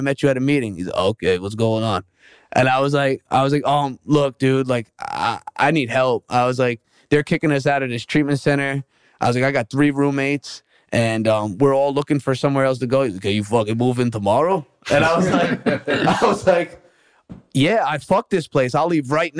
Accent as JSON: {"language": "English", "region": "New York", "country": "United States", "moved": "yes", "said": "I'm from New York"}